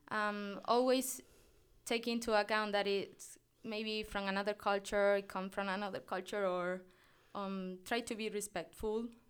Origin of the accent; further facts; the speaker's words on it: Tenerife, Canary Islands, Spain; accent: Canarian Spanish, similar to Latin American; English is a second language; moved away as an adult; now in Nebraska, United States; I'm, I'm from a island called Tenerife